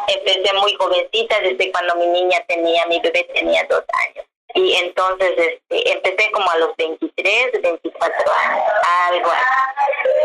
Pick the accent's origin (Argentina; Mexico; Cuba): Mexico; Chumbec, municipality of Sudzal, Yucatán; Spanish is a second language; also born or lived in Mérida; vivo es una comisaría. Se llama Chumbec, municipio de Susal.